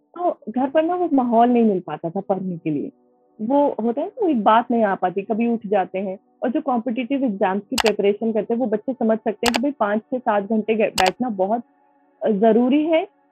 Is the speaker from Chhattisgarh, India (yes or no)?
no; Moradabad, Uttar Pradesh, India; मैं मुरादाबाद उत्तर प्रदेश की रहने वाली हूँ